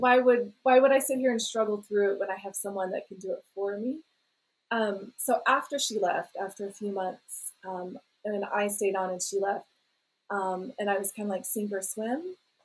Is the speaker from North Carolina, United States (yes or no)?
yes; North Carolina, United States; moved away as an adult; now in Peru; I grew up in North Carolina. Nobody in my family speaks Spanish.